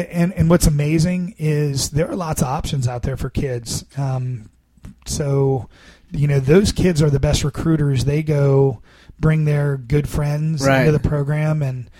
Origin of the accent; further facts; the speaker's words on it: Annandale, Virginia, United States; also born or lived in Fairfax, Virginia; I was born and raised in Annandale and Fairfax